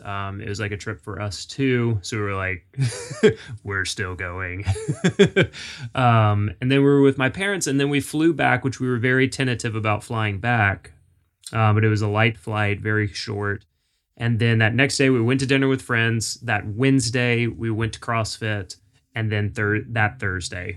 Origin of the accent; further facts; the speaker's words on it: Jacksonville, Florida, United States; moved away as an adult; now in Nashville, United States; I grew up in Florida, Florida boy, uh, Jacksonville